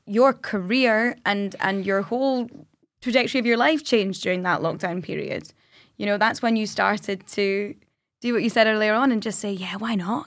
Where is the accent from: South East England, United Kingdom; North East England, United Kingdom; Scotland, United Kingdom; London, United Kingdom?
Scotland, United Kingdom; we're Scottish